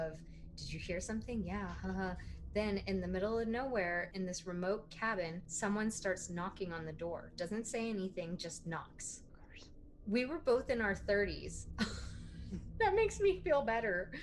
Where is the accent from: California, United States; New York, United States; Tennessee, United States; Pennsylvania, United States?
California, United States; California Bay Area, United States; where we grew up in California Bay Area